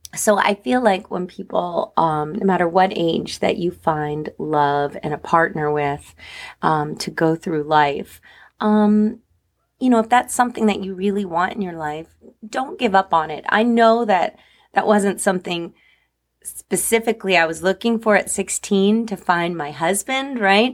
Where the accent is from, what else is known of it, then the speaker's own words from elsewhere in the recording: New Jersey, United States; I grew up in New Jersey